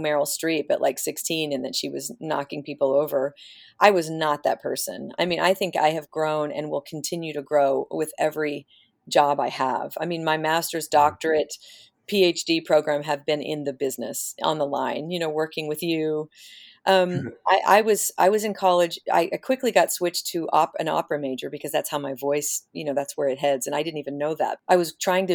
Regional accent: Oklahoma, United States; I grew up in Oklahoma

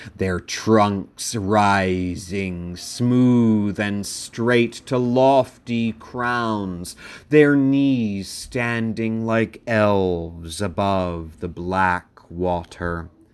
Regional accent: Sussex County, Delaware, United States; I grew up in Sussex County, Delaware, the most rural of counties in the first state

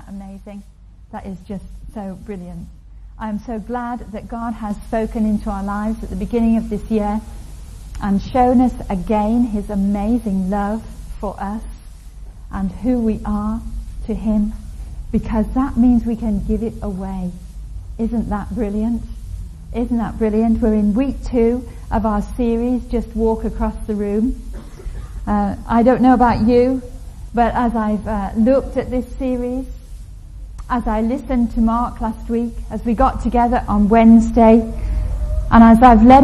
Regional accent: Liverpool, North West England, United Kingdom; I was brought up in … country

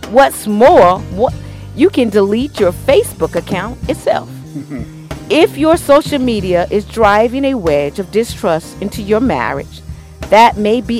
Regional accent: New York, United States; I'm originally from New York, and I remember, you know, how you have the clotheslines out the window

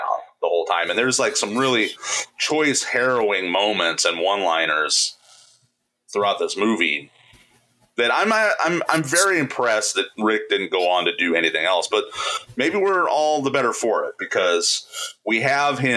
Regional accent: Indiana, United States; we are from Indiana

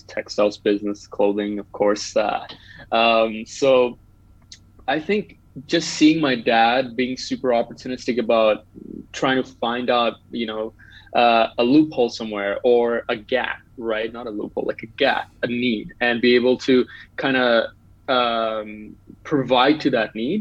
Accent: Bangladesh; moved away as an adult; now in Canada; I'm originally from Bangladesh, moved to Canada 6 years ago, came here as an international student

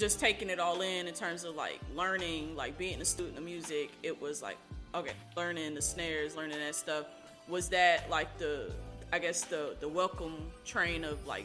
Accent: Oklahoma, United States; I grew up in Oklahoma

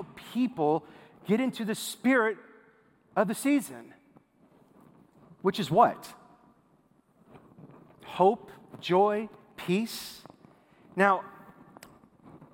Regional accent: Minnesota, United States; moved away as an adult; now in Texas, United States; I'm a Minnesota boy, so I moved here 4 years ago from Minnesota to Texas

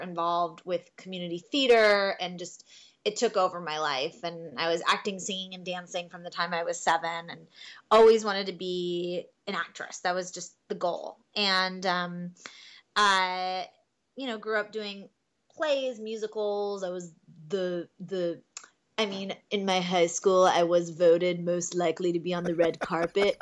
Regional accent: Miami, Florida, United States; originally I'm from Miami, Florida. Um, born and raised, grew up there my entire life

